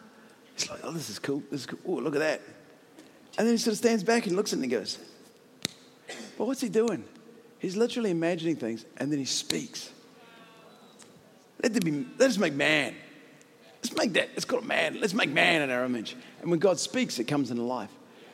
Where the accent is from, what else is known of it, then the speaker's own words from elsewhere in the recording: Christchurch, Canterbury, New Zealand; I'm from Christchurch. I'm still happy about the All Blacks.